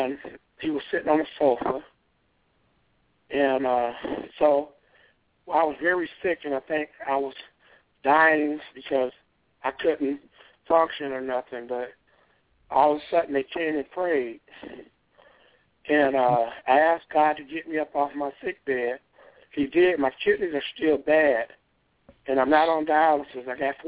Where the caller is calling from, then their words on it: North Shore, Michigan, United States; I'm …. I'm calling from North Shore, Michigan.